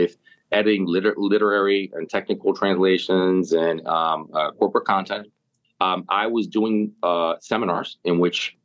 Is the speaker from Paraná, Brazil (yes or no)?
yes; Curitiba, Paraná, Brazil; moved away; also born or lived in Jamestown, New York; Born and raised in Curitiba